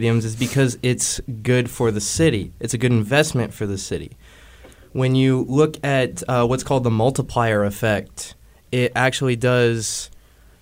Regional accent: Liberty, Missouri, United States; I'm from Liberty, Missouri

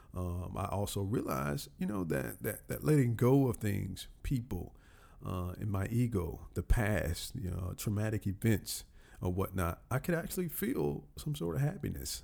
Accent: Columbus, Georgia, United States; moved away as an adult; now in Atlanta, United States; my hometown, Columbus, Georgia

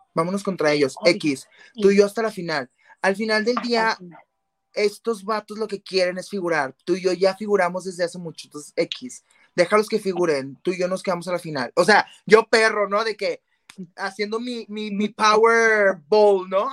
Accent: Mexico; más como mexicanos

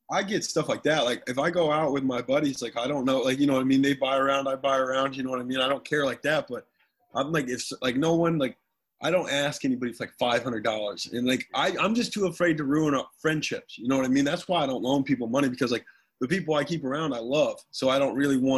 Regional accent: Bucyrus, Ohio, United States; So, so what's your hometown? Bucyrus, Ohio.

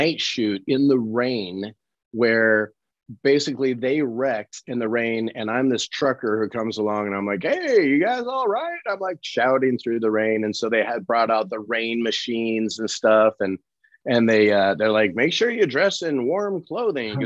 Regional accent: Colorado, United States; I was born and raised in Colorado.

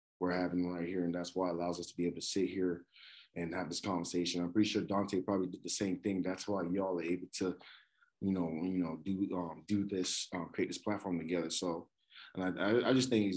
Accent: Lagos, Nigeria; now in Canada; I grew up in Lagos, Nigeria

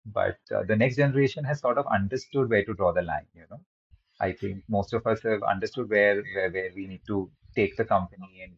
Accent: Mumbai, Maharashtra, India; also born or lived in Kolkata / United Kingdom; I was born in Calcutta in a simple traditional Marwadi family. And we quickly moved as a family to Mumbai, and I spent the rest of my life here

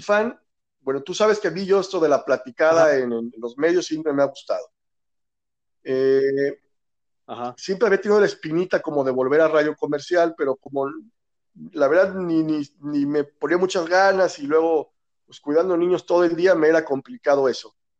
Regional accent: Aguascalientes, Mexico; sí soy de aquí de Aguascalientes

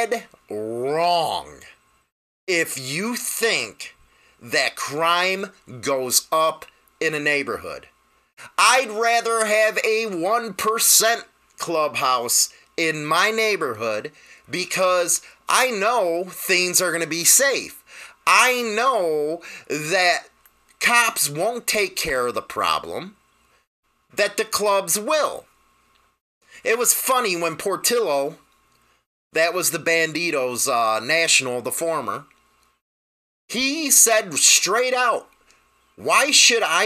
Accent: Chicago, Illinois, United States; I'm from Chicago

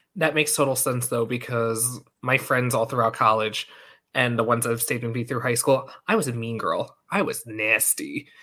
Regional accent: Long Island, New York, United States; accent: New York; we're both from Long Island

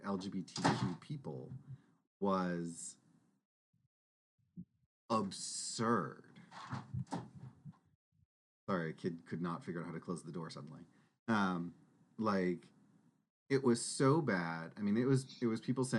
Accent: Texas, United States; we grew up in Texas. Saying "y'all" rolls off the tongue

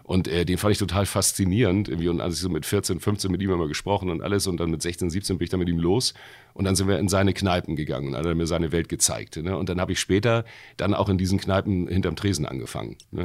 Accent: Hamburg, Germany; ich komme aus Wilhelmsburg

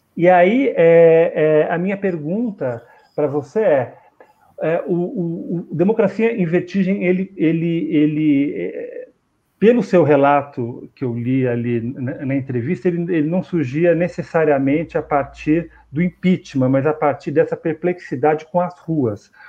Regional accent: São Paulo, Brazil; eu sou de São Paulo

